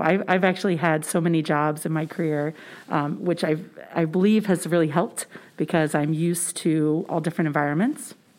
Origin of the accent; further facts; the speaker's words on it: St. Charles County, St. Louis area, Missouri, United States; I actually grew up in St. Charles County